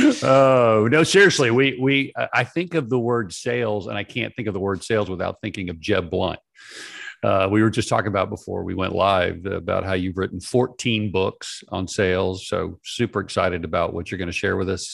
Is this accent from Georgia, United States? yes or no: yes; Atlanta, Georgia, United States; I was born in Atlanta.